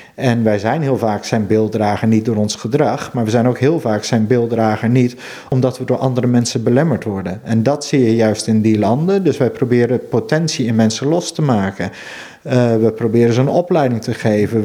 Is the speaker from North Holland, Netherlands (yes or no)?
no; Veluwe, Gelderland, Netherlands; now in Friesland, Netherlands; Ik kom oorspronkelijk van de Veluwe. Mhm. En daar had je in mijn jeugd nog wel van die boerderijtjes